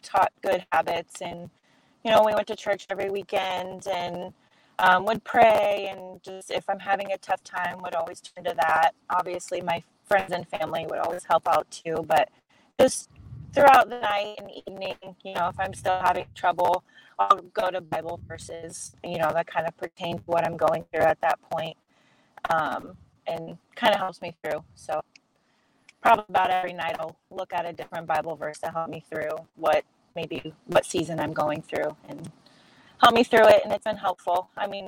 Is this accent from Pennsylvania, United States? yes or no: no; Quincy, Illinois, United States; opened the CrossFit gym in my hometown, Quincy, Illinois